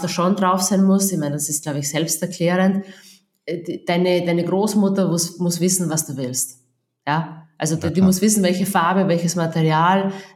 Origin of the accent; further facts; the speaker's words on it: Austria; accent: Austrian dialect; man hört es am Dialekt, ich bin Österreicherin, also ich, ich wohne und lebe in Österreich